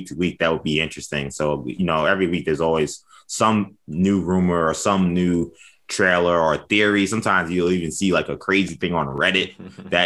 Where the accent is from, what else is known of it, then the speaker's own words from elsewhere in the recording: New York City, New York, United States; growing up in New York City